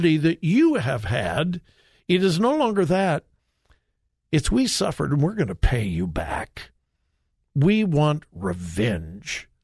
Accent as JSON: {"language": "English", "town": "Compton", "region": "California", "country": "United States", "tie": "born or raised there", "said": "I grew up in Southern California, graduated from high school in Compton."}